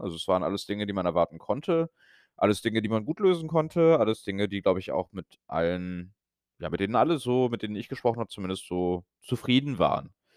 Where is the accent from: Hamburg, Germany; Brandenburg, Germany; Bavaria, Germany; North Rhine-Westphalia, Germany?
North Rhine-Westphalia, Germany; Brühl; moved away; also born or lived in Berlin; Köln bzw. Brühl an dem Tag. Bin dann also bei meinen Eltern und in meiner Heimat